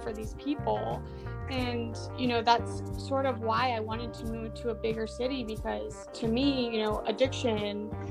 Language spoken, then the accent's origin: English; Michigan, United States; moved away as an adult; now in Charleston, United States; I'm from Michigan, and I grew up in a very, very small town